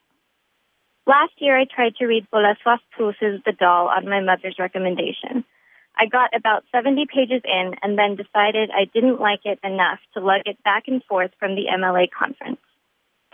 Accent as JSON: {"language": "English", "region": "California", "country": "United States", "also_born_or_lived": "Poland", "moved": "as an adult", "lives_now": "Boston, United States", "said": "I'm originally from California"}